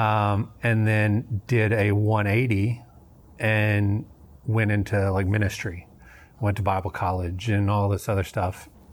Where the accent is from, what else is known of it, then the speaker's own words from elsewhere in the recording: Memphis, Tennessee, United States; moved away as an adult; also born or lived in North Dakota; now in Houston, United States; I, I grew up in Tennessee, um, in Memphis